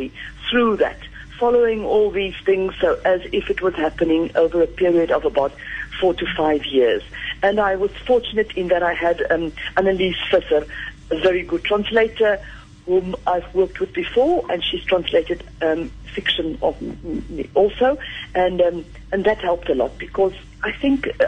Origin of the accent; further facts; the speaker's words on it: South Africa; moved away as an adult; now in France; I still feel very much South African. I think I'm terminally South African